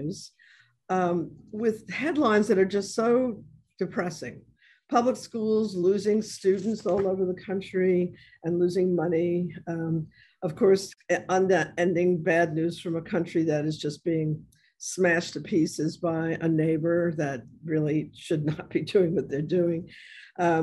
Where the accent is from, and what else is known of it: New York City, New York, United States; born or raised there; now in New Orleans, United States